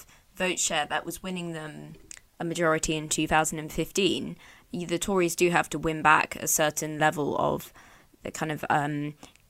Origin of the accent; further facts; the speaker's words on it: Bath, South West England, United Kingdom; spending a period of time growing up in Bath